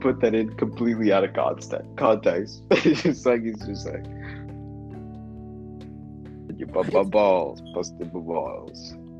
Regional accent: Belize; first language Belizean Creole

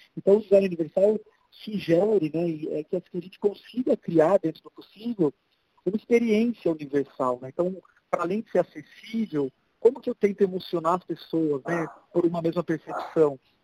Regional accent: Brazil; Antes de ser brasileiro

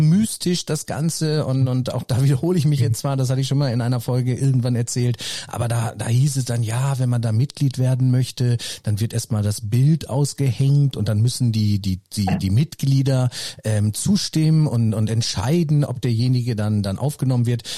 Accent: Herford, North Rhine-Westphalia, Germany; Also ich komme ja auch aus Nordrhein-Westfalen und oder aus Herford

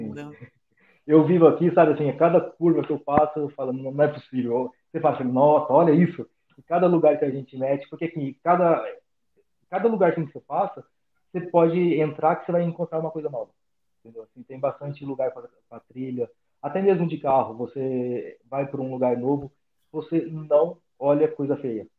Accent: São José do Rio Preto, São Paulo, Brazil; moved away as an adult; also born or lived in Buenos Aires, Argentina / Jaú, São Paulo; a cidade natal é São José do Rio Preto.

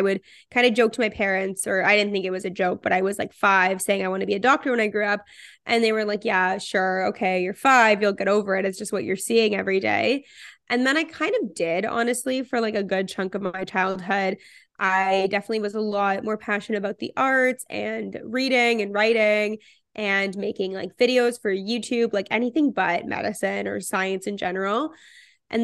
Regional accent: Toronto, Ontario, Canada; also born or lived in Israel; I am 24 years old. I'm from Toronto and currently living in Toronto.

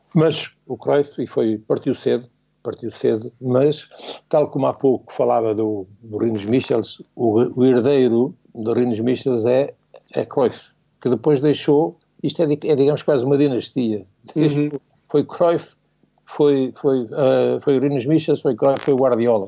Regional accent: Portugal; como português

